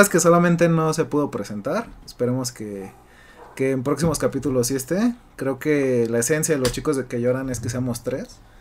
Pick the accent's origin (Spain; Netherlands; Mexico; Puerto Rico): Mexico; nosotros como mexicanos